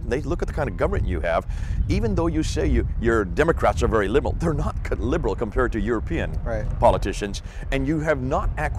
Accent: India; I grew up in India

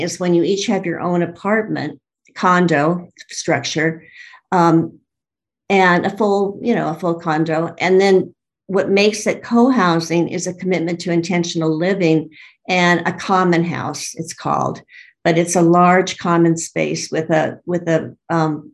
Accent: Los Angeles, California, United States; moved away; I'm from Los Angeles originally

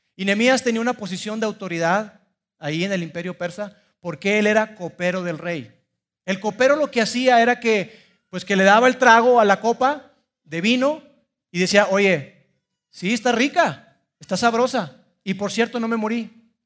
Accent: Mexico; soy orgullosamente mexicano

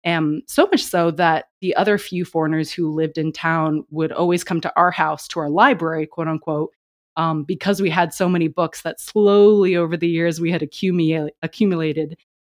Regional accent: China; growing up in China because English was always the first language spoken in our home. And reading and writing Chinese was extremely difficult for me.

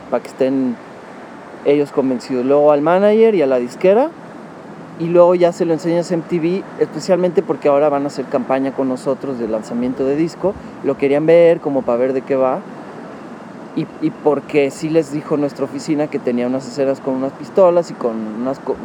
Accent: Monterrey, Nuevo León, Mexico; moved away as an adult; now in Mexico City, Mexico; A los tres años me fui a Monterrey

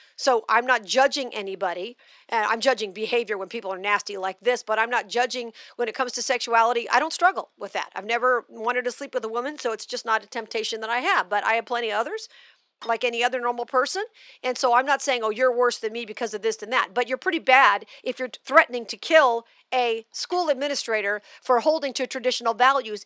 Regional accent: Las Vegas, Nevada, United States; also born or lived in Missouri; Vegas, which is my hometown

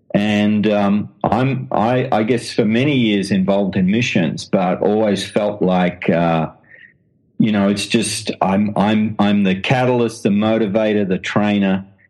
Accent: Australia; accent: Australian; now in London, United Kingdom; as you can tell from the accent, I'm an Australian

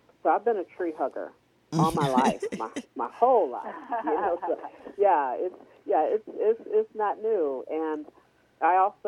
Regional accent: Cleveland, Ohio, United States; I was born and raised in Cleveland

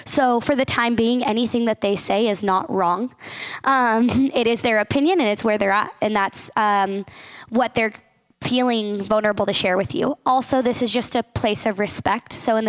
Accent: Carson City, Nevada, United States; now in Mount Hermon, United States; I've been living up here since February, helping get ready for the summer. I'm from Carson City, Nevada

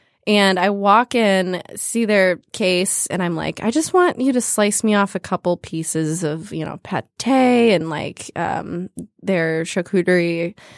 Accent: Farmington Hills, Michigan, United States; Oh, yeah. Okay. I grew up in Metro Detroit, Farmington Hills.

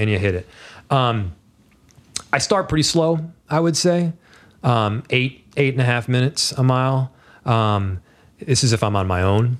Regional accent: Northern Virginia, United States; moved away; we grew up in Northern Virginia largely

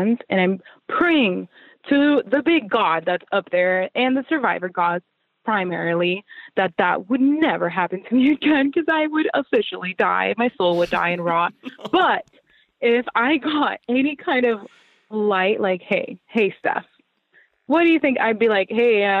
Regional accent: Puerto Rico; moved away; where I grew up, like my home, like my heart and soul is like in Puerto Rico

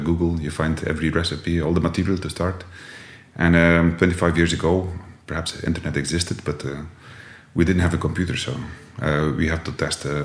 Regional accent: Jabbeke, Flanders, Belgium; accent: Jabbeke dialect, between Ostend and Bruges; English is a second language; also born or lived in Bruges; I was born in Jabeek

